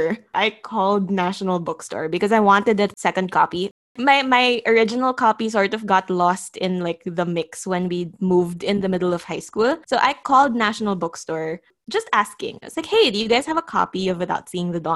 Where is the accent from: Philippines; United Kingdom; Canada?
Philippines; As a Filipino